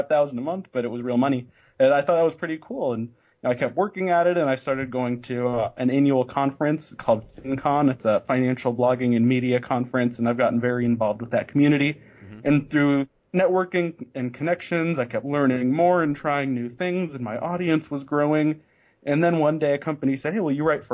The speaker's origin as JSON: {"language": "English", "town": "Denver", "region": "Colorado", "country": "United States", "tie": "born or raised there", "said": "I grew up in the Denver area."}